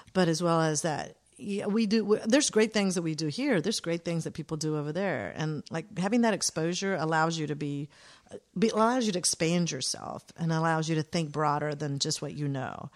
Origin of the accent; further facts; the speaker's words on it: Atlanta, Georgia, United States; growing up in Atlanta